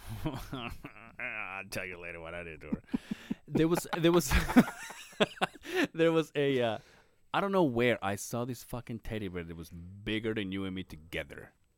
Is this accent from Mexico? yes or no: yes; Mexico; moved away as an adult; now in Utah, United States; I was raised in Mexico